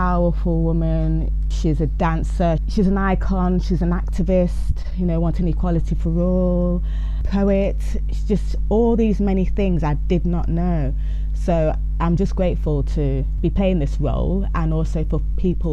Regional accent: Leicester, East Midlands, United Kingdom; Born and bred in Leicester.

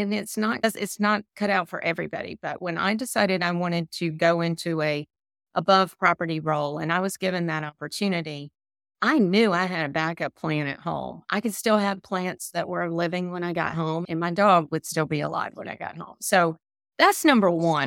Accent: the South, United States; accent: Southern; my Southern accent

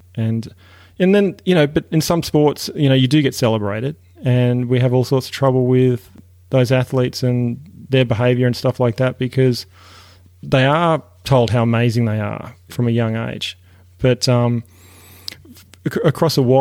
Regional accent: Tasmania, Australia; now in United States; growing up in Australia and growing up in Tasmania particularly

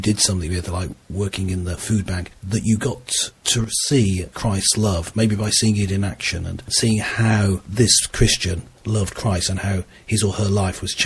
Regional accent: Redditch, West Midlands, United Kingdom; moved away; also born or lived in Birmingham / China / London; I was born in Birmingham and I grew up around Birmingham, actually in Redditch, just south of Birmingham.

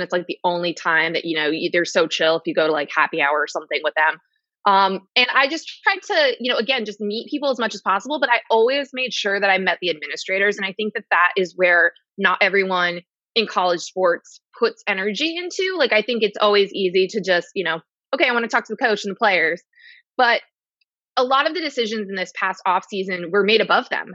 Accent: United States; I grew up in New York or New Jersey, but New York sports.

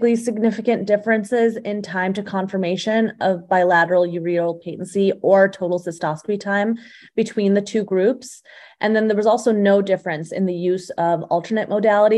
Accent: Phoenix, Arizona, United States; also born or lived in Tucson, Arizona / Chicago, Illinois; now in Scottsdale, United States; I am from Phoenix, Arizona, originally.

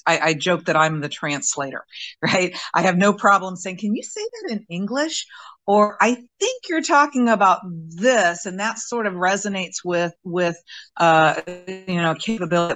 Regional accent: Indianapolis, Indiana, United States; moved away as an adult; also born or lived in Patuxent River, Maryland; I grew up in Indianapolis. Went to high school there

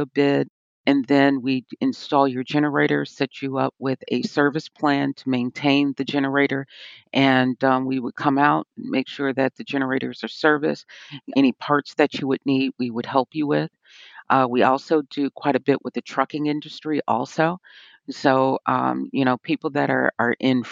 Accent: Chicago, Illinois, United States; moved away as an adult; now in Murfreesboro, United States; I'm originally from Chicago

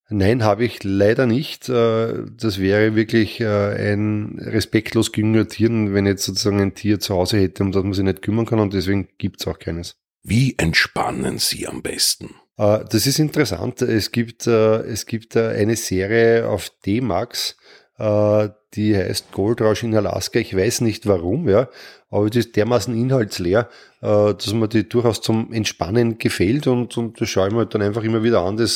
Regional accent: Mödling, Lower Austria, Austria; born there; now in Triestingtal, Austria; Äh, meine Geburtsstadt ist Mödling. Ich bin dort im Krankenhaus zur Welt gekommen. Jetzt lebe ich im schönen Tristingtal hier

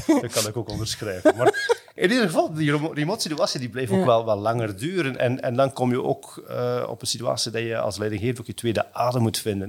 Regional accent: Belgium; also born or lived in Hong Kong; als Belg, als West-Europeaan

